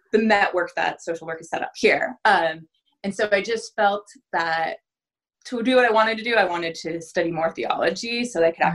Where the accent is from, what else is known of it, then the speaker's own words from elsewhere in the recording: Southern Oregon, United States; now in Tigard, United States; I grew up in Southern Oregon in a very small ranching community.